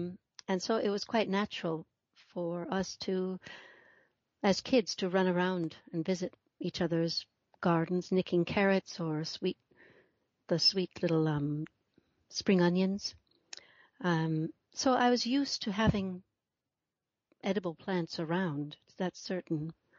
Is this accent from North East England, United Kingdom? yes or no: no; London, United Kingdom; also born or lived in Minnesota, United States; No, I'm in London, central London, in the UK. Okay. I was born in the States. I was born in Minnesota and came over here as a girl and have stayed.